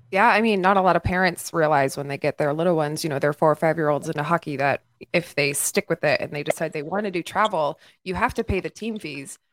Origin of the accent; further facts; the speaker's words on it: Texas, United States; you like myself are a Texas native